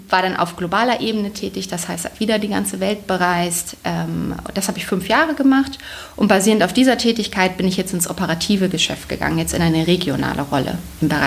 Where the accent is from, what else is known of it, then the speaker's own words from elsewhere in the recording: Bremen, Germany; also ursprünglich bin ich Bremerin, deswegen hat man das zum gewissen Teil schon im Blut